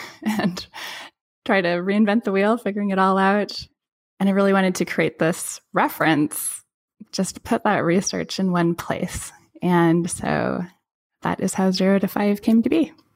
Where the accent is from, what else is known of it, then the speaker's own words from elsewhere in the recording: Pacific Northwest, United States; I grew up in the Pacific Northwest on one of the rocky beaches